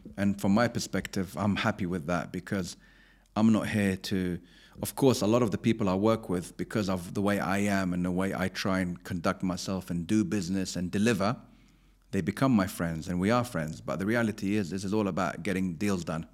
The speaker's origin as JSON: {"language": "English", "region": "London", "country": "United Kingdom", "tie": "born or raised there", "also_born_or_lived": "Abu Dhabi, United Arab Emirates", "said": "I grew up in West London, so I was very near Chelsea Football Club"}